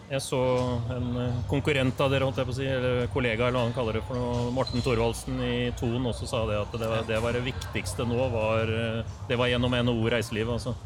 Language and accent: Norwegian; Larvik, Vestfold, Norway; Jeg er jo fra Tor Heyerdahls hjemby